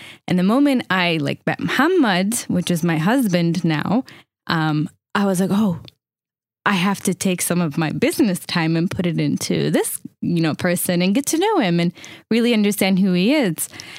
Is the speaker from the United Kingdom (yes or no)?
no; Palestine; Where are you from? First thing you would say, it's Palestine.